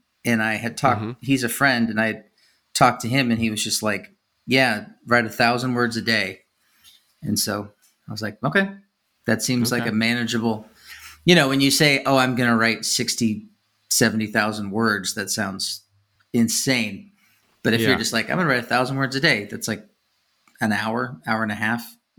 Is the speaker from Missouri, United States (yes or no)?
yes; Kansas City, Missouri, United States; born there; Oh, so was I.